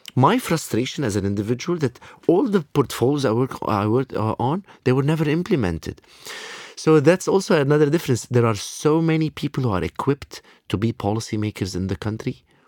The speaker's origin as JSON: {"language": "English", "country": "Lebanon", "tie": "born or raised there"}